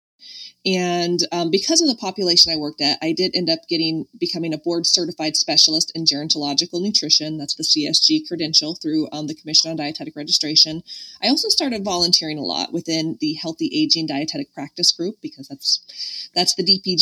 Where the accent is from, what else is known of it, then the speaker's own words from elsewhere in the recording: Medford, Oregon, United States; I was from Medford, and like probably no one else there was from Medford, Oregon.